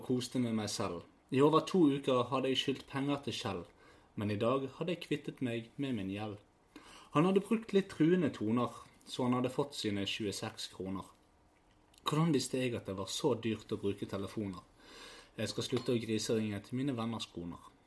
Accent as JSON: {"language": "Norwegian", "town": "Bergen", "region": "Vestland", "country": "Norway", "said": "vi er fra Fyllingsdalen."}